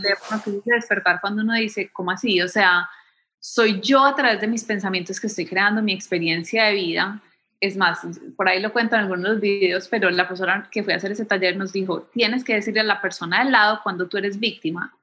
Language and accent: Spanish; Medellín, Antioquia, Colombia; moved away as an adult; also born or lived in Bogotá / New York / Miami / Chicago; now in United States; Yo crecí en Medellín